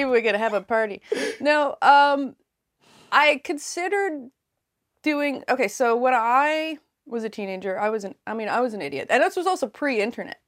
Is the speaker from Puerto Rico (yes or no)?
no; Yarmouth, Nova Scotia, Canada; also born or lived in Labrador; I grew up in Yarmouth, Nova Scotia